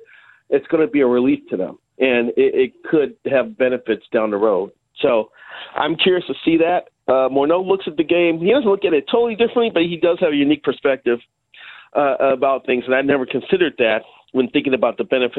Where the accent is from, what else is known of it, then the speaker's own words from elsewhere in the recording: Chicago, Illinois, United States; moved away; I grew up in Chicago